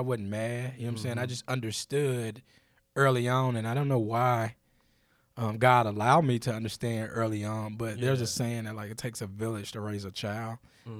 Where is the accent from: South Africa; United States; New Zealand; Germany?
United States; Laurinburg, North Carolina; I'm from Laurinburg. this is why I act like this. But I think Laurinburg gave me everything I have now.